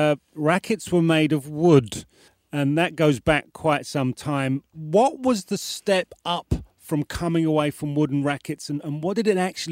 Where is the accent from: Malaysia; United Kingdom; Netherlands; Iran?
United Kingdom; Don't forget I'm British